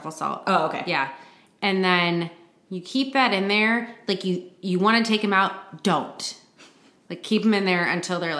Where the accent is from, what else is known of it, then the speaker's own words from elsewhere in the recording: Flint, Michigan, United States; born there; Me. Well, I was born in Flint, Michigan.